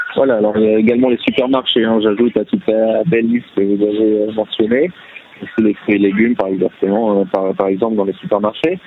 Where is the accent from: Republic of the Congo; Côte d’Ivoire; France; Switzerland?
France; Paris, Île-de-France; moved away as an adult; also born or lived in Jerusalem, Israel; now in Israel; j'ai grandi à Paris